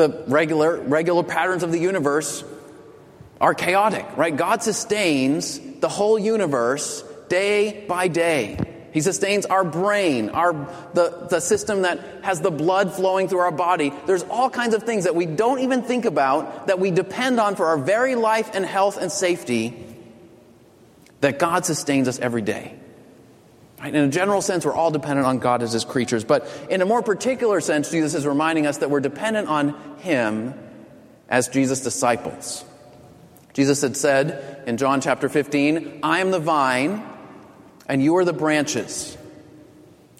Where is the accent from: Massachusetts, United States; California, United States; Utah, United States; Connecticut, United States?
Massachusetts, United States; Boston; I'm from Boston